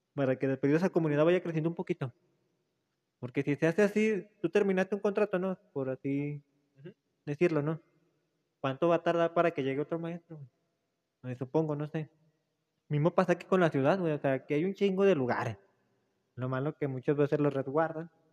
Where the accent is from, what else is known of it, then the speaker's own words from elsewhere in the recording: Mexico; venimos de la Morelos, morelocos